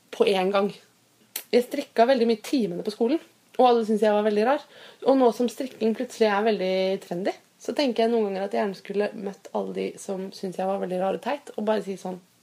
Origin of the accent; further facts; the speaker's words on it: Fredrikstad, Østfold, Norway; now in Oslo, Norway; Jeg kommer nemlig fra Fredrikstad, og der sier vi ikke sau, men sau